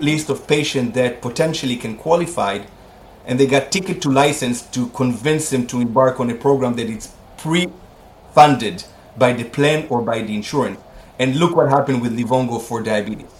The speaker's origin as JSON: {"language": "English", "country": "Israel", "tie": "born or raised there", "moved": "as an adult", "said": "I'm Israelis, I was born and raised in Israel. I was here until I was 21 years old"}